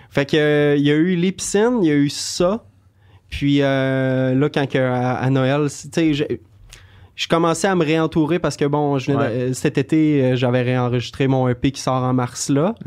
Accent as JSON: {"language": "French", "area": "Beauce", "region": "Quebec", "country": "Canada", "tie": "born or raised there", "moved": "yes", "lives_now": "Montreal, Canada", "said": "j'ai grandi en Beauce, puis en arrière de chez mes parents"}